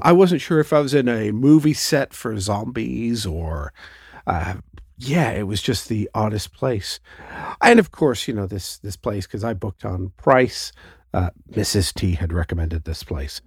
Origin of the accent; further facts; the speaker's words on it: Canada; Canada is, you know, we're, we're, we think we're British, but we also think we're American